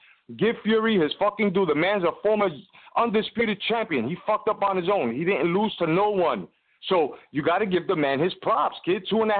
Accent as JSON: {"language": "English", "country": "United States", "said": "as an American fight fan"}